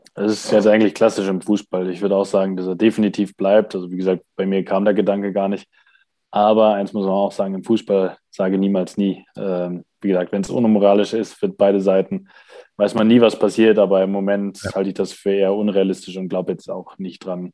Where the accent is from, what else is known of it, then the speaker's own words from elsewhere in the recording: Essen, North Rhine-Westphalia, Germany; moved away; mein alter Club Rot-Weiß Essen